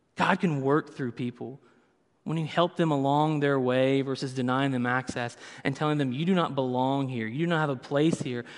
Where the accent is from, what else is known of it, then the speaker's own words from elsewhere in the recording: the South, United States; I grew up in the South, so everything was fried